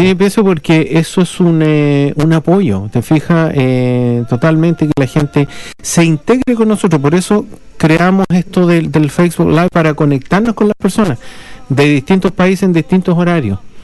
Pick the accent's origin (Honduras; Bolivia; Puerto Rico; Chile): Chile; accent: Chilean; now in Christchurch, New Zealand; ni siquiera el chileno no lo reconoce porque tenemos un acento bastante particular